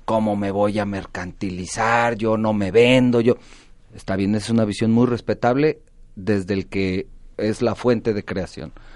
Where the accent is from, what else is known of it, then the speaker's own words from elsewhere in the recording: Mexico; nos define como mexicanos